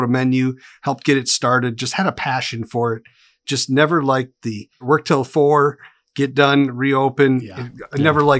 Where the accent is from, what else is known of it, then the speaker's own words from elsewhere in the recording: Wisconsin, United States; now in Tennessee, United States; So I come from Wisconsin. I've been in Tennessee for 7 years with my wife and my two daughters.